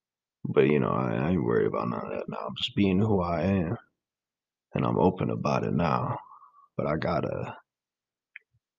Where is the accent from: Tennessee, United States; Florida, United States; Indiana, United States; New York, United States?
New York, United States; I'm from New York